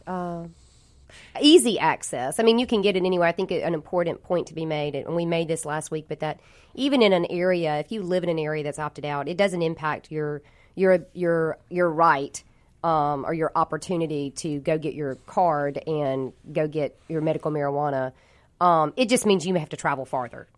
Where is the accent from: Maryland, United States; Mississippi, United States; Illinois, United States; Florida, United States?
Mississippi, United States; Jackson; I'm born and raised here in this area. I was I grew up in Jackson